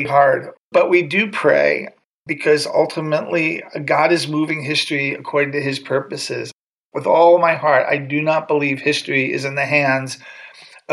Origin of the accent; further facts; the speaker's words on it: United States; moved away as an adult; now in Armenia; as an American living here, I'm an Armenian citizen as well